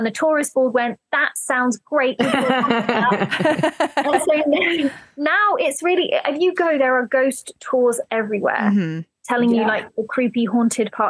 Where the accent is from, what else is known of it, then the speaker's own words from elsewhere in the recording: United Kingdom; growing up in the British countryside